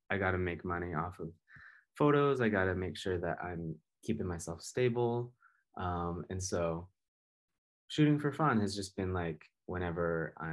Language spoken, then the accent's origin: English; Laguna Beach, California, United States; I grew up in Laguna